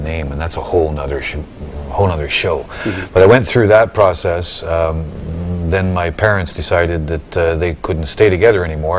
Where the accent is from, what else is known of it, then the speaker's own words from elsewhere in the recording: British Columbia, Canada; I'm a Canadian. I was born in British Columbia